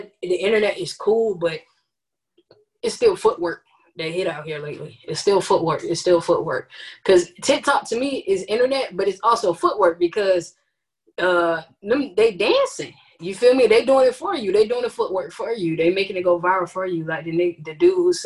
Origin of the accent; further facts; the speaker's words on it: Orlando, Florida, United States; being from Orlando